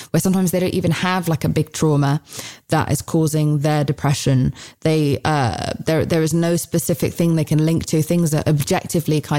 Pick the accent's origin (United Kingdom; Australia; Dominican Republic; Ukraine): United Kingdom; I'm British.